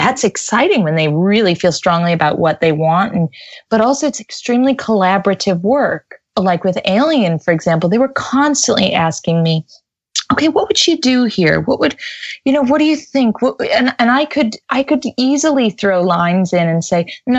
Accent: United States; accent: American; moved away as an adult; now in London, United Kingdom; I'm an American in London, I have a genuine American accent

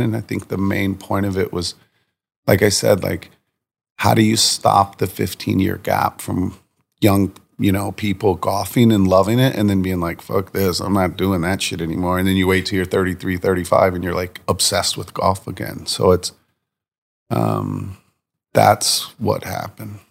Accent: Virginia Beach, Virginia, United States; moved away; also born or lived in New York City; I grew up in Virginia Beach, Virginia

